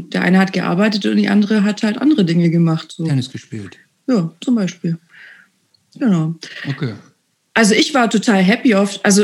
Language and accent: German; Baden-Württemberg, Germany; Also, wie gesagt, ich bin in einem Dorf bei Böblingen groß geworden und in die Kreisstadt dann zur Schule gegangen.